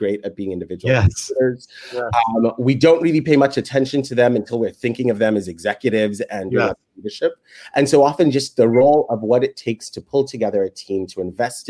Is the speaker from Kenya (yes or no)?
yes; Kenya; moved away as an adult; now in United States; I was born in Kenya